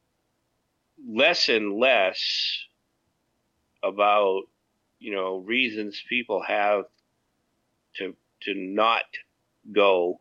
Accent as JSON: {"language": "English", "country": "United States", "moved": "yes", "said": "I am an American and I wished I was home"}